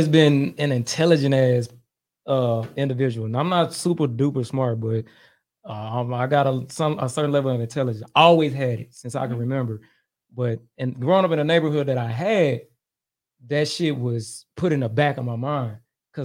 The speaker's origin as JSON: {"language": "English", "town": "Dallas", "region": "Texas", "country": "United States", "tie": "born or raised there", "said": "I was born and raised in Pleasant Grove, Dallas, Texas."}